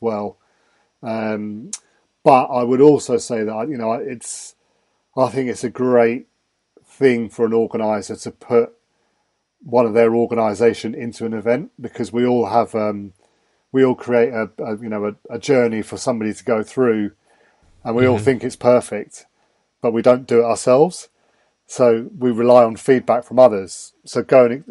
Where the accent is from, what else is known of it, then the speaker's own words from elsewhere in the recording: England, United Kingdom; accent: English; my English accent